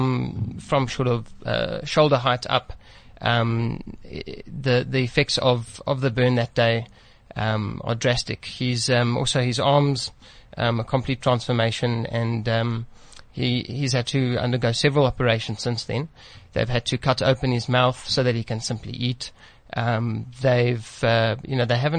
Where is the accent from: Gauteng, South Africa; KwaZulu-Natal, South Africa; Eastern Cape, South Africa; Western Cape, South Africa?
Gauteng, South Africa; Centurion; also born or lived in East London, South Africa; born in East London, grew up in Centurion area. And yeah, now I find myself across the road here, in Paulsdorf.